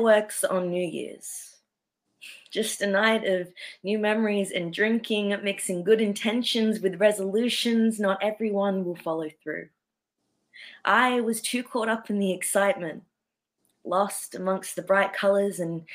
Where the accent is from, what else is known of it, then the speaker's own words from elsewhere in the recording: Sydney, New South Wales, Australia; I'm from Sydney, Australia